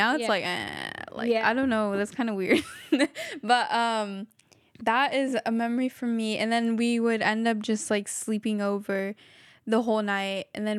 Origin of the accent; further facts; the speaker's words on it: Quetzaltenango, Guatemala; Like, Shela and, I don't know how to say the other one. But yeah, Shela.